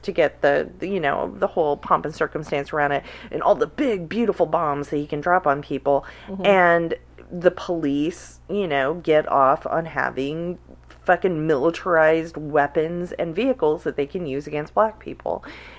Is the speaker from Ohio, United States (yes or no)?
no; Oklahoma, United States; also born or lived in Salina, Kansas / Arkansas / Texas; I saw it when I was growing up in Oklahoma. I saw it in Kansas and in Arkansas and in Texas where my family moved around.